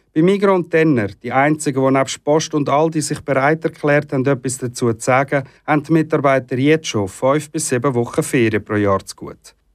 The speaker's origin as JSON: {"language": "German", "country": "Switzerland", "said": "bei uns in der Schweiz"}